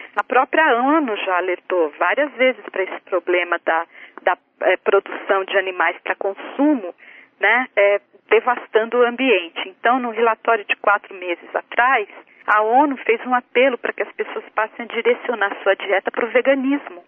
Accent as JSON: {"language": "Portuguese", "country": "Brazil", "tie": "born or raised there", "moved": "yes", "lives_now": "United States", "said": "que eu visitava quando era criança no Brasil"}